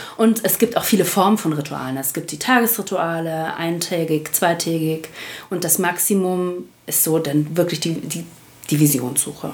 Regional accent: Spreewald, Brandenburg, Germany; now in Essen, Germany; Geboren bin ich allerdings im Spreewald, also ich bin ein echtes Landei

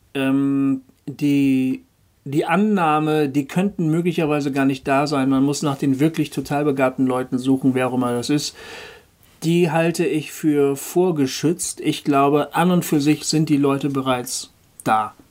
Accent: Bremen, Germany; Hochding, das ist der, der Stadtteil, wo ich herkomme, wo ich ja. aufgewachsen bin, geboren und aufgewachsen

